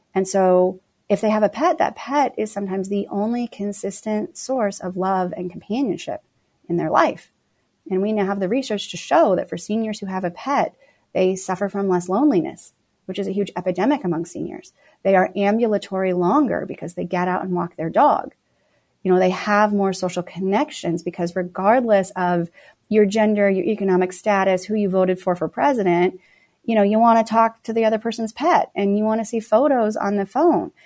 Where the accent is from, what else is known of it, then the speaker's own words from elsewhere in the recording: Phoenix, Arizona, United States; moved away as an adult; also born or lived in Los Angeles; Phoenix is my hometown